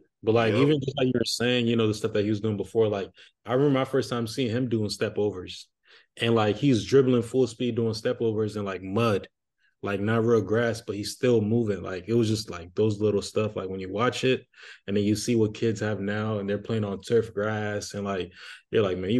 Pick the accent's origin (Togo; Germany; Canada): Togo; Now, for me, honestly, like growing up in Togo, like everybody always associated players with numbers.